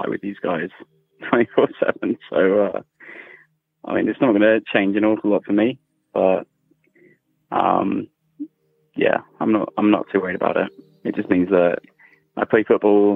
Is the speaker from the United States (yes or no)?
no; England, United Kingdom; I'm from England.